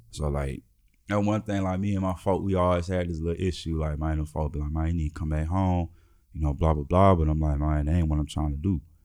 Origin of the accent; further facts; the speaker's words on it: Memphis, Tennessee, United States; moved away; also born or lived in Nebraska; Growing up in Memphis